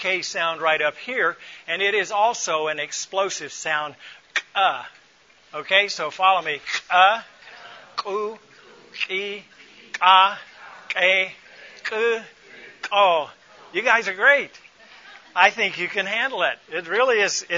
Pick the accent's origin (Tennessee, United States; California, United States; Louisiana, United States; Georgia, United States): Georgia, United States; Atlanta; moved away as an adult; also born or lived in Ethiopia / Boyolali, Indonesia; the world I grew up in the Atlanta area